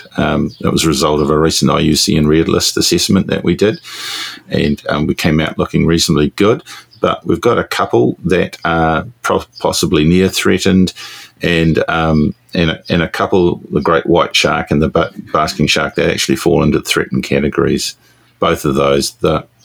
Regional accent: Masterton, Wellington, New Zealand; now in Auckland, New Zealand; I grew up in Masterton in the Wairarapa

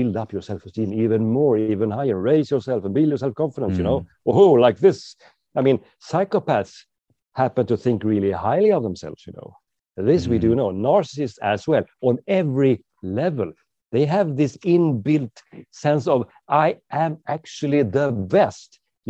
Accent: Sweden; driving on the wrong side of the road, obviously, because I'm from Sweden.

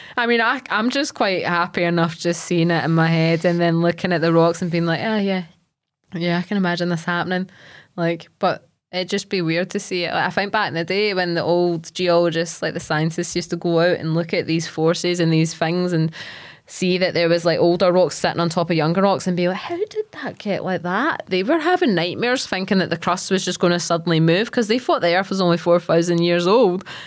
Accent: Largs, Scotland, United Kingdom; I'm from Largs

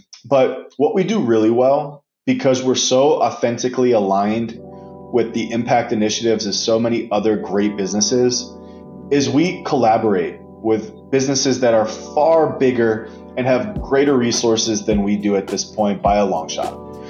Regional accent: Baltimore, Maryland, United States; But I'm also a huge Ravens fan. I'm from Baltimore.

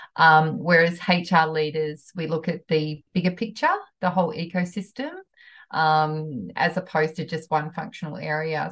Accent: New Zealand; moved away; I'm a Kiwi from New Zealand, from a country town

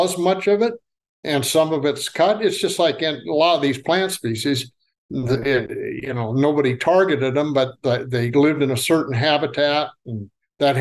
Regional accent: Nebraska, United States; now in Tennessee, United States; I'm from Nebraska, where we had wild plums just lining the roadside

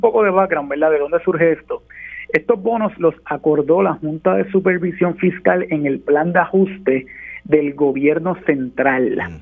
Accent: Puerto Rico; nosotros como puertorriqueños

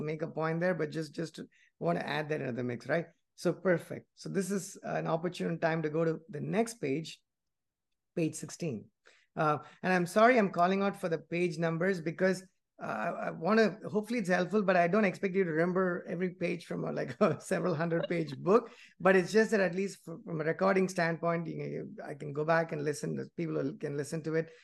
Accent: India; moved away as an adult; I grew up in India, and even though I've never worked there, I just went to school and I came here

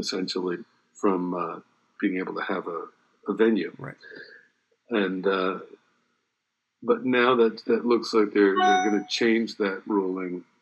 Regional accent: New Jersey, United States; moved away; also born or lived in Los Angeles, California; growing up in New Jersey

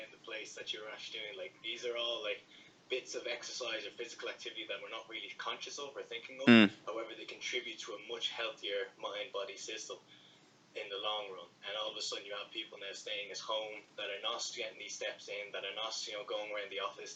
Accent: Dublin, Leinster, Ireland; I'm from Castleknock in Dublin, I'm 26 years of age

